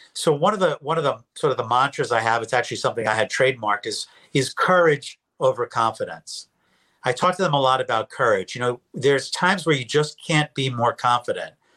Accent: New York, United States; moved away as an adult; also born or lived in Philadelphia, Pennsylvania; I'm a New Yorker. I came down to Temple uh, University to get my PhD in clinical psych.

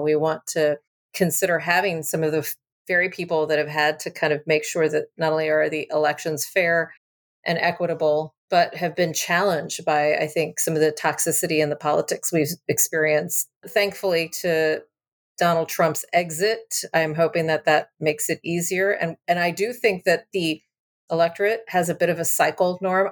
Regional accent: San Antonio, Texas, United States; I grew up in San Antonio

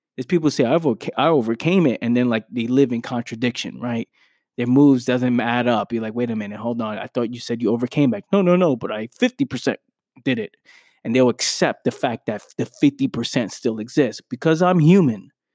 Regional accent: New York City, New York, United States; I was born in the Bronx, New York, where you go outside, there's gunshots

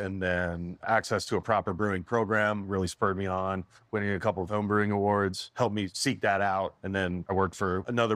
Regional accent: Michigan, United States; now in Graham, United States; I grew up in Michigan, man, and craft beer is pretty prevalent up there

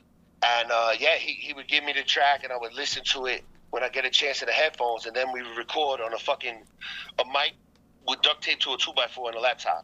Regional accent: New York City, New York, United States; moved away; also born or lived in Korea; I'm from originally from Staten Island, New York.

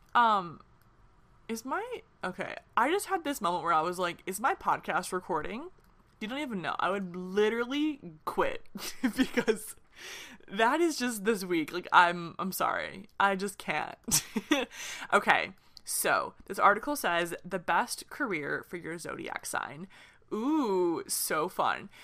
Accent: Michigan, United States; now in Nashville, United States; I'm from Michigan, but I live in Nashville right now

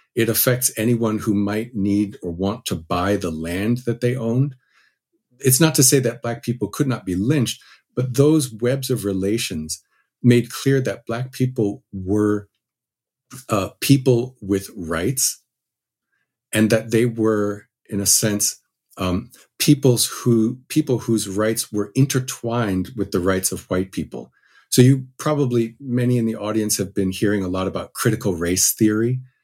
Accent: New Jersey, United States; I grew up in New Jersey

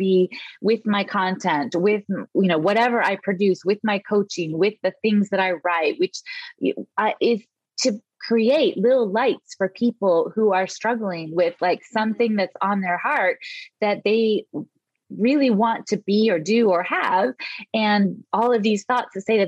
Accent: West Coast, United States; moved away as an adult; also born or lived in Italy / California; I grew up on the West Coast

